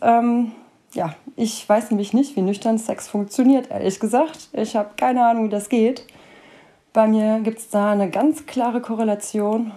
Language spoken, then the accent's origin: German; Cologne, North Rhine-Westphalia, Germany; Ich wohne seit über 30 Jahren in Köln und nenne Köln somit auch meine Heimat